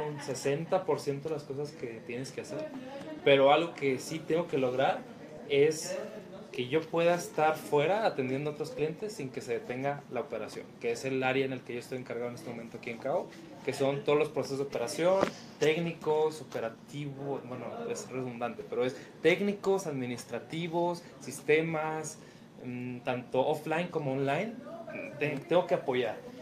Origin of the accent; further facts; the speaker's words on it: Chihuahua, Mexico; moved away as an adult; now in Guadalajara, Mexico; nací en Chihuahua, trabajé muchos años en Chihuahua y este año nos vinimos a Guadalajara, México